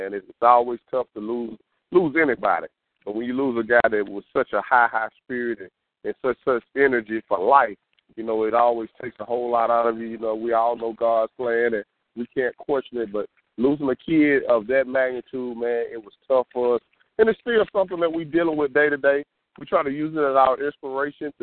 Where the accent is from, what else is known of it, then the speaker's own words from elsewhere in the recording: Louisville, United States; now in Jackson, United States; I'm originally from Louisville, and I played football at Jackson State